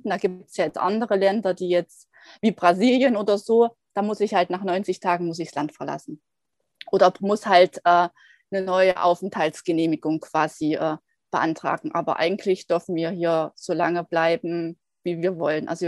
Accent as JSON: {"language": "German", "town": "Erfurt", "region": "Thuringia", "country": "Germany", "lives_now": "Guadeloupe", "said": "ursprünglich komme ich aus Erfurt, also aus Thüringen, also beziehungsweise aus der Nähe aus Erfurt. Und äh, jetzt gerade bin ich auf Guadalupe, das ist in der Karibik"}